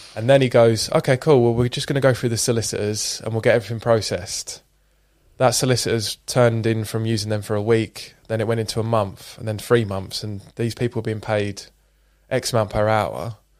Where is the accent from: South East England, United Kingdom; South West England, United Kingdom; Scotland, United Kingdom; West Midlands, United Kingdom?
Scotland, United Kingdom; I was born in Scotland, grew up on super shitty, uh, council estate